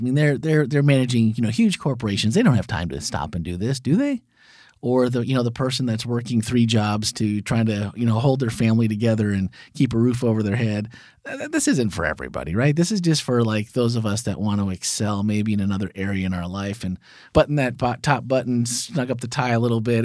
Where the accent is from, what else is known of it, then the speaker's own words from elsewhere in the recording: Wisconsin, United States; I grew up in Wisconsin, so there were dairy farms everywhere.